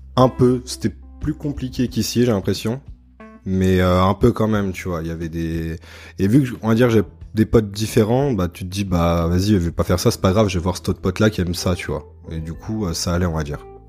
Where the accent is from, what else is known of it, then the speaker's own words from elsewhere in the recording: Annecy, Auvergne-Rhône-Alpes, France; moved away as an adult; also born or lived in Lyon; now in Montreal, Canada; je suis français, là je suis en PVT à Montréal. Je viens d'Annecy et après j'ai vécu 6 euh, ans à Lyon.